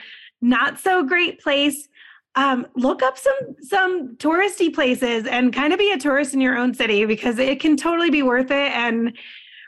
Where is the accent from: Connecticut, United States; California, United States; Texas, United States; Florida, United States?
Florida, United States; South; moved away as an adult; also born or lived in Orlando, Florida; now in Colorado, United States; I'm from South Florida, well, I kind of on the other coast there